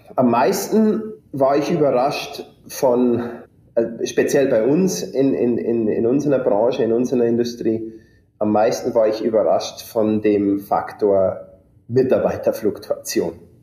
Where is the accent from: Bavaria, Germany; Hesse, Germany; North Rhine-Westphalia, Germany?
Bavaria, Germany; district of Deggendorf, Bavarian Forest, Germany; moved away as an adult; now in United States; ich bin aufgewachsen in einem kleinen äh, Dorf im Bayerischen Wald ähm, mit insgesamt 25 Einwohnern